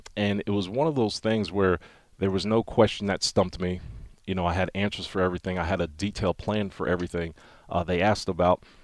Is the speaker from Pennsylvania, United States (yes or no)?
yes; Wilkes-Barre, Pennsylvania, United States; I'm from Wilkes-Barre, Pennsylvania, northeastern Pennsylvania, coal mining region